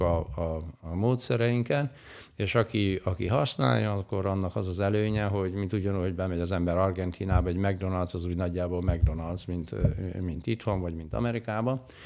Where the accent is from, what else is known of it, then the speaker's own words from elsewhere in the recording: Kazincbarcika, Borsod-Abaúj-Zemplén, Hungary; Én valahol Borsodban nőttem fel, Kazinc Barcikán, Felső Barcikán